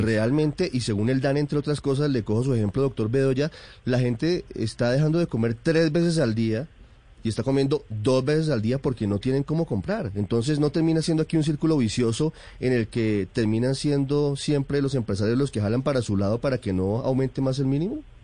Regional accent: Colombia; como colombianos

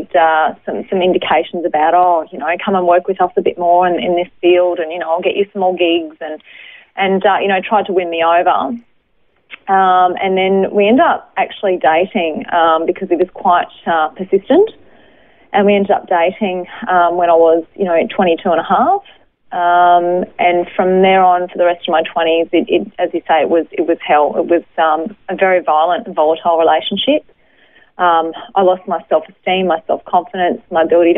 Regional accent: Brisbane, Queensland, Australia; I was born in Brisbane, lived over the north side of Brisbane in Hendra, so amongst all the horses over there, all horse trainers, grew up the youngest of four kids

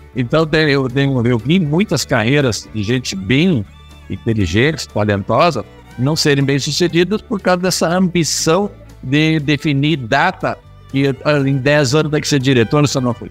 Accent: Brazil; eu sou o único brasileiro na nossa posição

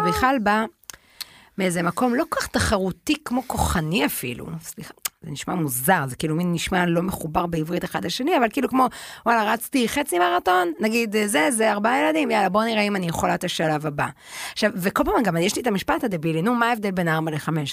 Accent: Tel Aviv, Tel Aviv District, Israel; הרי אנחנו גדלנו בתל אביב

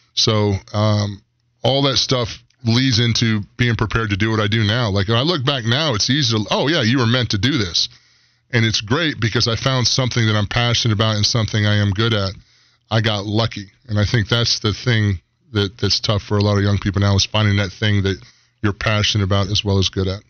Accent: Aiken, South Carolina, United States; moved away; I grew up in Aiken, South Carolina, outside of Aiken County.

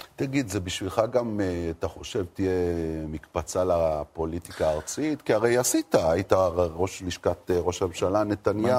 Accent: Jerusalem, Jerusalem District, Israel; העיר ירושלים, שאני נולדתי בה וגדלתי בה

